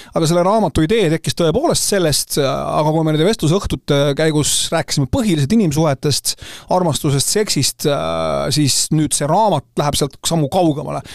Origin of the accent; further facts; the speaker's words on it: Tallinn, Harju County, Estonia; moved away as an adult; Tallinn on minu sünnilinn